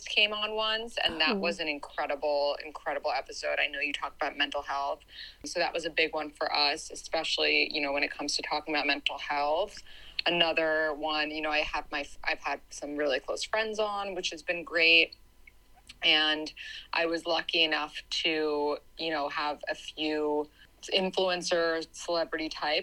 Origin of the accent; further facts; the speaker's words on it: New York City, New York, United States; also born or lived in Boston; I grew up in New York City and I went to college in Boston